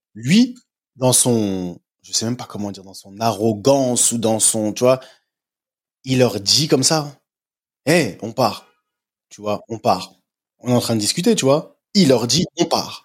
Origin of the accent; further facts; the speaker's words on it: France; moved away; je suis parti tôt de la France